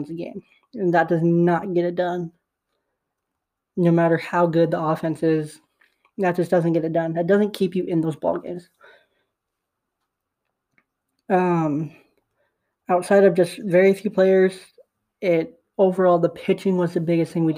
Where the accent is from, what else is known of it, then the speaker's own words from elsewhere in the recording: Bay Area, California, United States; I'm from the Bay Area